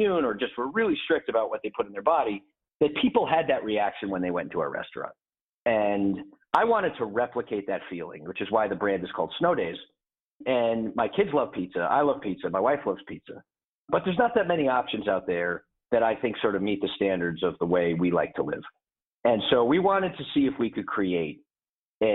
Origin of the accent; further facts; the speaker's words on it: a small town northwest of Hartford, Connecticut, United States; I grew up in the Northeast in a small town northwest of Hartford, Connecticut